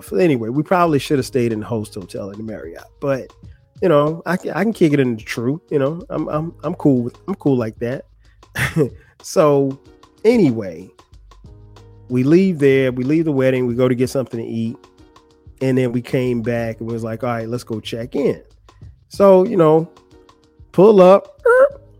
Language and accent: English; Florence, South Carolina, United States; moved away; Florence, my hometown